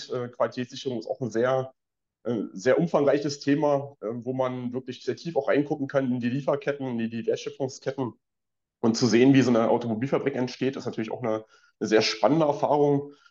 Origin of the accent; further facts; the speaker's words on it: Brandenburg, Germany; also born or lived in Dresden; Ich bin, ich bin tatsächlich gebürtiger Dresdner und gelernter Brandenburger, habe dort meine Jugend- und oh, ja. verbracht, ähm, zum Studium zurückgekommen